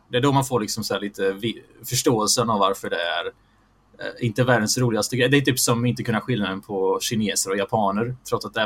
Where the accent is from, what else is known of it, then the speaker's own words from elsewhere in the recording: Bosnia & Herzegovina; jag är bosnisk muslim i, i grunden.